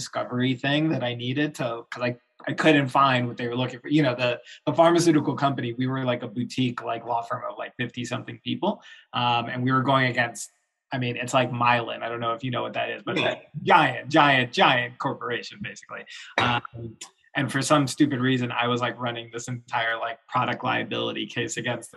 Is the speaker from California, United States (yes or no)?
no; Florida, United States; also born or lived in New York; now in Chicago, United States; I grew up in Florida. I'm like, suburban Florida